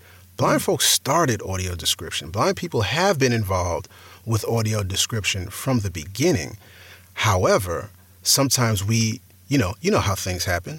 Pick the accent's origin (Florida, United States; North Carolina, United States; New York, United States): New York, United States; accent: New York; I mean, I sound like I'm from New York, and so that fit.